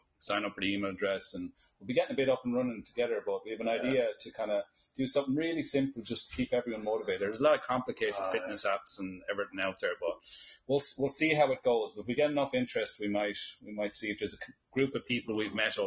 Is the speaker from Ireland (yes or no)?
yes; Ireland; I'm Irish